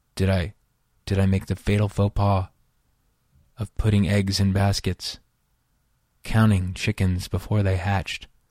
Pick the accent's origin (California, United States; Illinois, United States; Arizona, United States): California, United States; outside Yosemite National Park; moved away as an adult; also born or lived in Los Angeles, United States; I grew up outside of Yosemite National Park